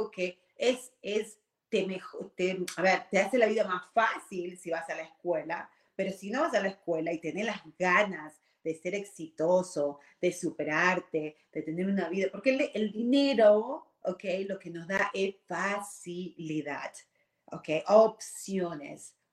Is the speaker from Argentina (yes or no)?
yes; Argentina; moved away as an adult; now in United States; Y yo, cuando tuve 18 años, vine de Argentina, que estábamos bien, éramos una, ya eh, en ese momento estábamos, no, éramos clase media, ¿ok? Pero vine a un país como es Estados Unidos, súper grande